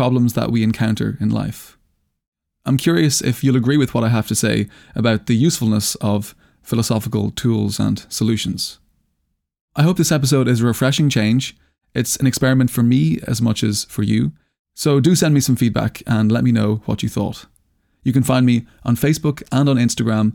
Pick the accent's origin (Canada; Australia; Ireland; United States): Ireland; I'm Irish